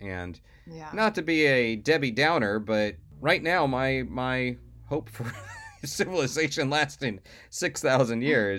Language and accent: English; the South, United States; as we've mentioned before on this podcast, I was raised in the South. And I witnessed a lot of Confederate flags flying.